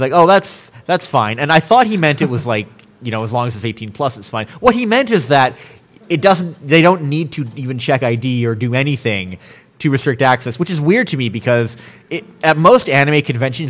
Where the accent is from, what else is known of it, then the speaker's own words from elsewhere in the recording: Vancouver, British Columbia, Canada; I am from Vancouver.